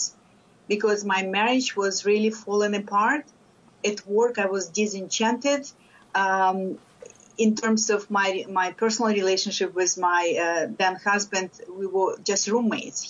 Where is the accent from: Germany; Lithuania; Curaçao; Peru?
Lithuania; English is a second language; moved away as an adult; now in United States; I am a first-generation immigrant from Lithuania. I came to the States over 30 years ago. And when I came, even though I had a master's degree in physics, I did not speak English.